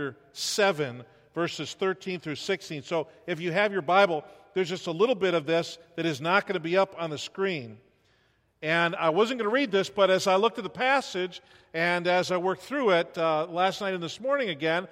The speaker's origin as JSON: {"language": "English", "region": "New York", "country": "United States", "tie": "born or raised there", "moved": "as an adult", "lives_now": "Iowa, United States", "said": "we grew up in New York, all of our families in New York, but we can live 50 weeks in Iowa out of the year"}